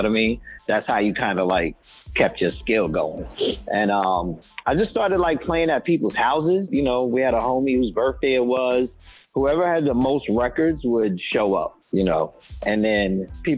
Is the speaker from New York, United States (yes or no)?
yes; New York, United States; now in Atlanta, United States; I'm presently in living in Atlanta, and I'm originally from New York.